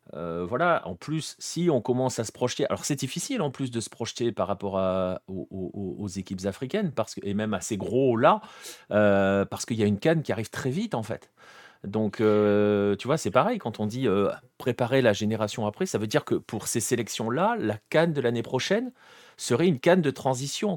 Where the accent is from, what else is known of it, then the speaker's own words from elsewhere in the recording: France; en tant que Français